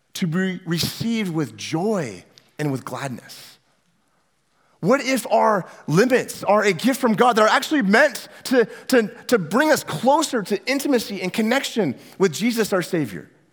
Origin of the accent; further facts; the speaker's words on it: Northwest Washington, United States; also born or lived in California; now in Omaha, United States; I grew up in Northwest Washington in a tiny, small little town about as far north as you could get before you get into Canada, right there on the coast.